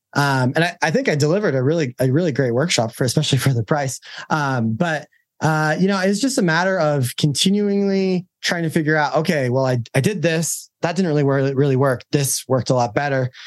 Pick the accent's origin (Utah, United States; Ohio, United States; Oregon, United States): Utah, United States; I'm from Utah